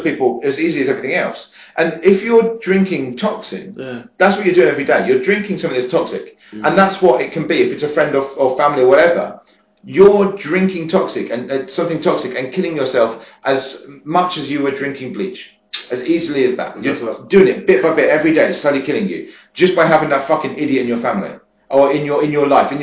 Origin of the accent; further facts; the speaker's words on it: West Sussex, South East England, United Kingdom; moved away; I'm from West Sussex. So, but I moved away